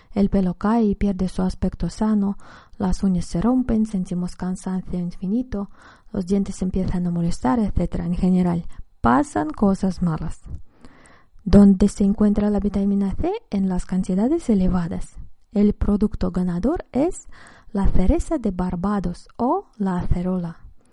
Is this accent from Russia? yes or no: yes; Russia; En mi infancia en la Unión Soviética